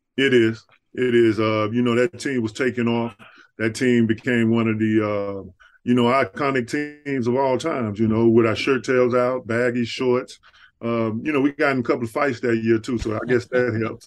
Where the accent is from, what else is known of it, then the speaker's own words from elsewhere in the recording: Dallas, Texas, United States; moved away; I'm from Texas originally